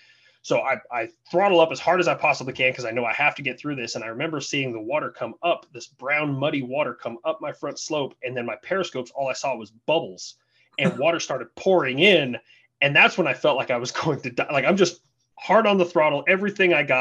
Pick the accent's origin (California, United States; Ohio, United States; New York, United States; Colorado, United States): Colorado, United States; moved away as an adult; I was originally from Colorado